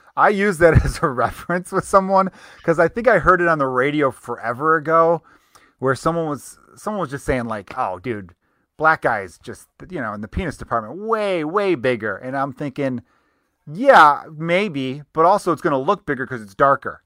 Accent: Chicago, Illinois, United States; accent: Chicago; I grew up in Chicago

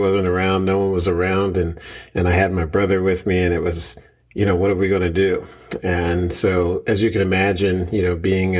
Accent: Philadelphia, Pennsylvania, United States; also born or lived in Bear, Delaware; born and raised in West Philadelphia.

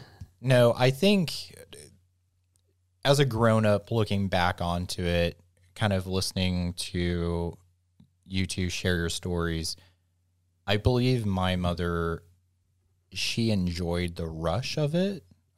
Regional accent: the South, United States; And I think growing up in the South, that was...

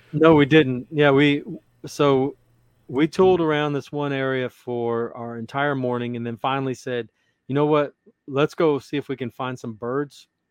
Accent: Louisiana, United States; also born or lived in Odessa, Texas; now in Texas, United States; I was born in Louisiana. Louisiana is my home.

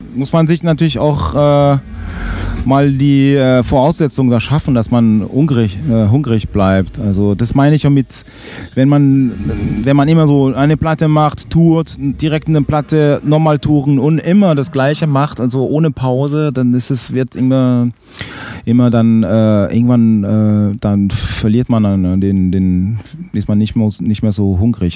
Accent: Fribourg, Switzerland; moved away as an adult; also born or lived in Basel / Berlin; Ich hatte auch Bands, auch in Fribourg, in meiner Heimatstadt

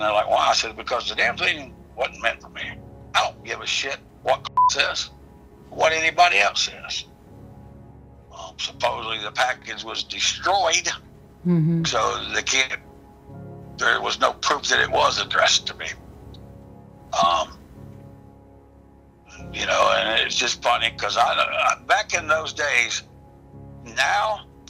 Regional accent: Okahumka, Florida, United States; also born or lived in Gainesville, Florida; I grew up in Okahumka, Florida, a dirt road community, rough lived life

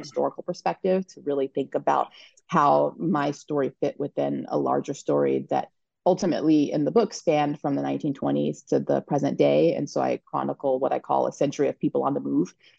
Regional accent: Colorado, United States; I grew up in Colorado um, as part of a family that originated in Alabama

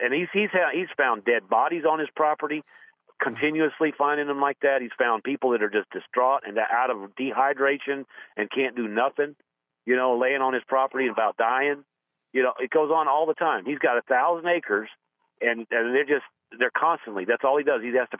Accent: Texas, United States; moved away as an adult; I'm a transplant from Texas. I moved here in 2000 because of a job relocation.

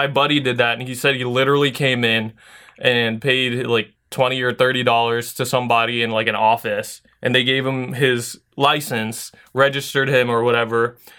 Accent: San Diego, California, United States; I came from San Diego, so there was a ton of different, like, it's super easy to get your license there.

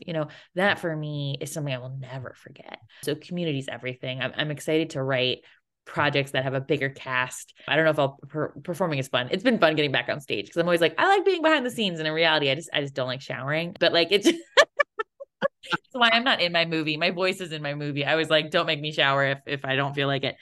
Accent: Connecticut, United States; moved away; I did three shows in my hometown

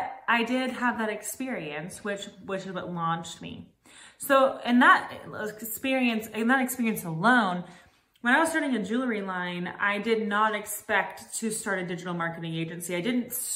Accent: Los Angeles, California, United States; moved away as an adult; now in Nashville, United States; I'm from Los Angeles, California. I've lived here for about a year in Nashville

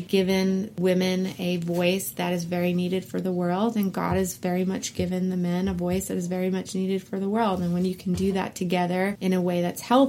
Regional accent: New York, United States; So I grew up in, like you said, I grew up in New York.

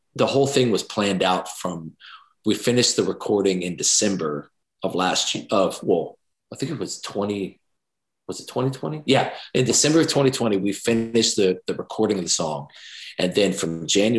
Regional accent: Jacksonville, United States; it all ties back to Jacksonville, my hometown

